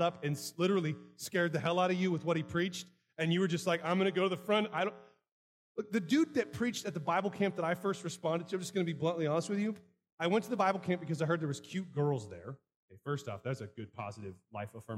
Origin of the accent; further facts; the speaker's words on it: United States; I'm an American